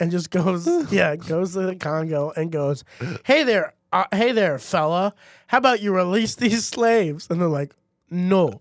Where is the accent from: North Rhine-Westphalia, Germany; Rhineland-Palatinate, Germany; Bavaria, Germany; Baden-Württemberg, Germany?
Baden-Württemberg, Germany; Heidelberg; moved away; when I grew up in Heidelberg